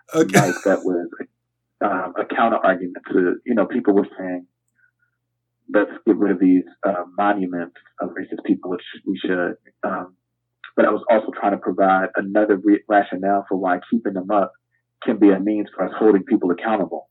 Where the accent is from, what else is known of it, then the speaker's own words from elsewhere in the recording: Camden, New Jersey, United States; my hometown, Camden, New Jersey